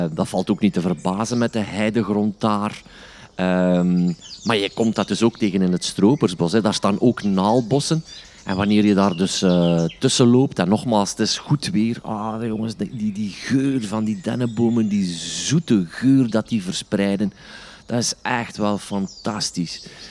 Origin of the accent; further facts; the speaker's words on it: Stekene, Flanders, Belgium; En dat is mijn geboortedorp